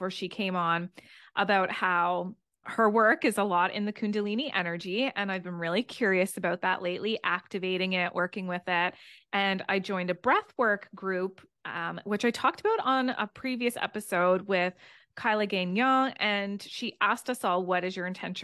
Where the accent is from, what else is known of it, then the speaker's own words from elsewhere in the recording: East Coast, United States; accent: East Coast; my East Coast accent